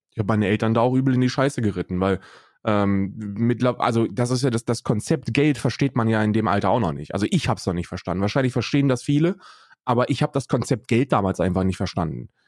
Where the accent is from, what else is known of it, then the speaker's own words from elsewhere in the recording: Hesse, Germany; also 88 geboren bin ich und ähm, in Hessen aufgewachsen